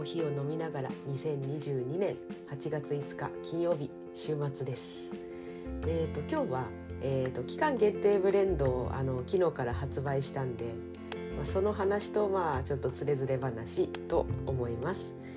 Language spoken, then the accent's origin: Japanese; Kanagawa, Japan; now in Ibaraki, Japan; 私神奈川出身